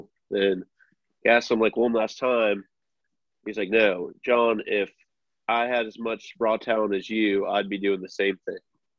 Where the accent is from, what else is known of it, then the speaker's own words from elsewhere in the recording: United States; If I weren't American, I wouldn't mind being Australian.